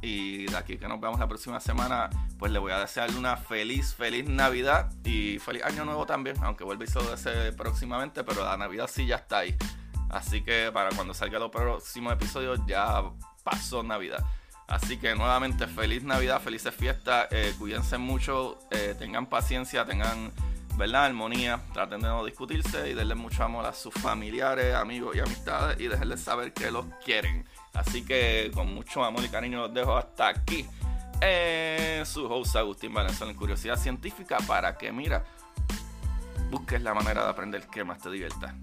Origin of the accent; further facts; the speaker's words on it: Puerto Rico; yo como latino, ¿verdad? Como puertorriqueño